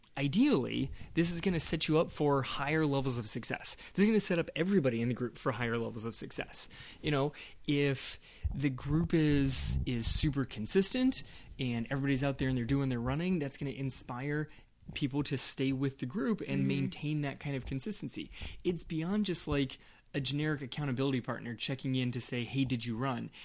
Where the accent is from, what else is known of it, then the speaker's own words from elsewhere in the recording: West Coast, United States; I grew up on the West Coast